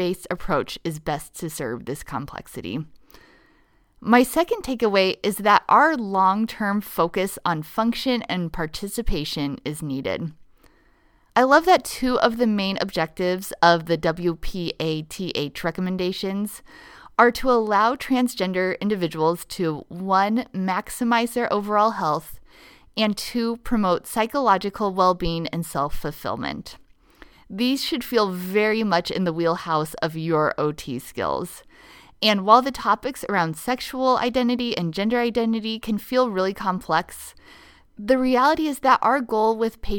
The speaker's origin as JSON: {"language": "English", "region": "Nebraska", "country": "United States", "tie": "born or raised there", "said": "my home state of Nebraska"}